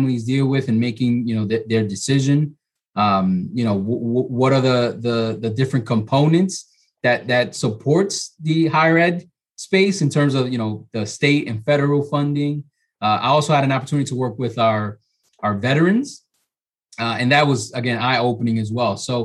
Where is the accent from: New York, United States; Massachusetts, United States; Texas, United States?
New York, United States; New York City; moved away as an adult; now in Hudson Valley, United States; I'm originally from New York City, from the Bronx.